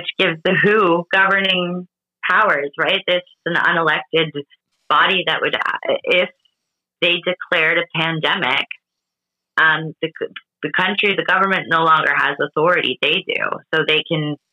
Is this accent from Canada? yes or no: yes; Canada; also born or lived in Portugal (ancestry); I was born in Canada